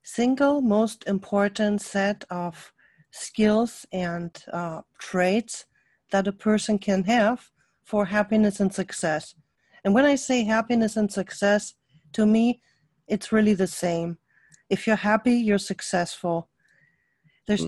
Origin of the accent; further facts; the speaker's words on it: Germany; accent: German; English is a second language; now in United States; my accent is a German accent. I lived most of my life in Germany